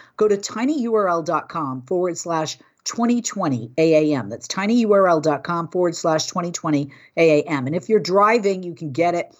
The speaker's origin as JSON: {"language": "English", "region": "Northeast", "country": "United States", "tie": "born or raised there", "also_born_or_lived": "New York", "said": "I grew up in the Northeast"}